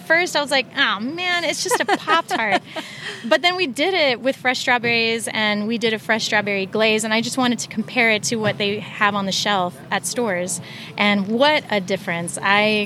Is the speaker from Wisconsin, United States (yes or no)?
no; Laredo, Texas, United States; moved away as an adult; also born or lived in Austin, Texas / Dallas, Texas; I'm from South Texas in Laredo, Texas